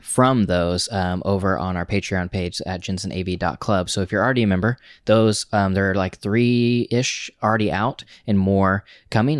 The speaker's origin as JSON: {"language": "English", "region": "Oklahoma", "country": "United States", "also_born_or_lived": "Tulsa", "moved": "as an adult", "lives_now": "New York, United States", "said": "we're from Oklahoma"}